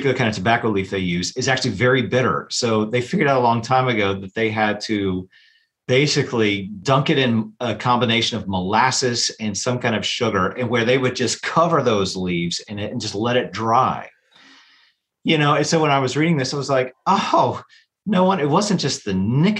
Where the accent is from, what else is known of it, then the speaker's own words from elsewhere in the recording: Chattanooga, Tennessee, United States; moved away as an adult; also born or lived in St. Louis, Missouri; now in Greenville, Alabama, United States; I grew up in Chattanooga, Tennessee.